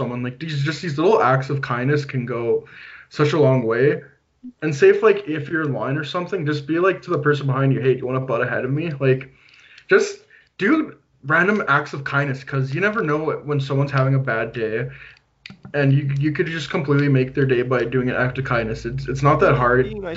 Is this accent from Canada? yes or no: yes; Canada; I'm from Canada